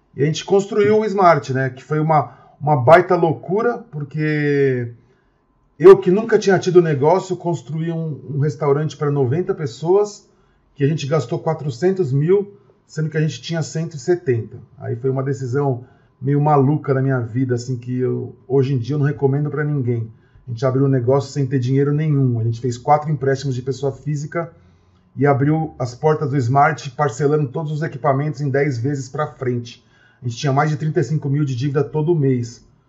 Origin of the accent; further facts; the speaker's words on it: Osasco, São Paulo, Brazil; sou de Osasco, que é uma cidade muito grande, de 800 mil habitantes